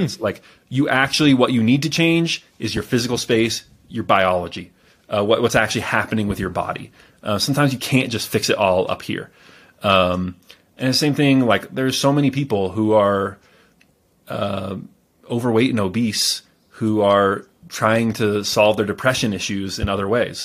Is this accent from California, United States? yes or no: yes; California, United States; I was born in California